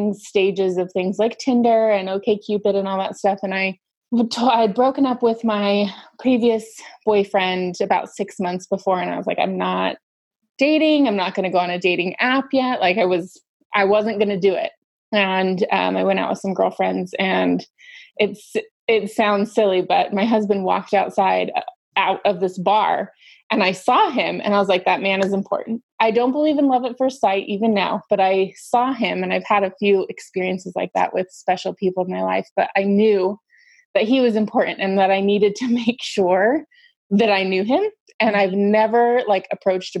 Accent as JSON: {"language": "English", "town": "Salt Lake City", "region": "Utah", "country": "United States", "tie": "born or raised there", "moved": "as an adult", "lives_now": "New York, United States", "said": "I'm originally from Salt Lake City"}